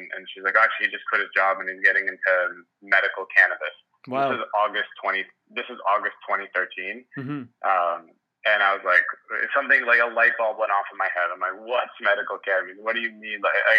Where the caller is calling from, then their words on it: Mississauga, Ontario, Canada; I'm joining from Mississauga, Ontario, which is a suburb of Toronto, GTA, I guess.